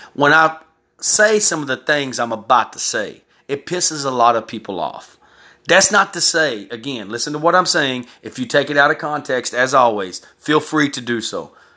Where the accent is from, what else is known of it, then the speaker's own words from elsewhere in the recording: Texas, United States; also born or lived in California; I was raised in Texas.